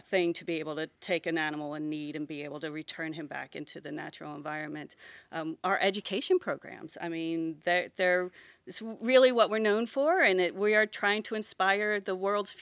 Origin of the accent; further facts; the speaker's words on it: Pasadena, Maryland, United States; also born or lived in Baltimore, Maryland / Dallas, Texas / Virginia; I was actually born in Baltimore City, just right down the street there. But I grew up in Pasadena, Maryland, which is probably 7 miles behind you on the river.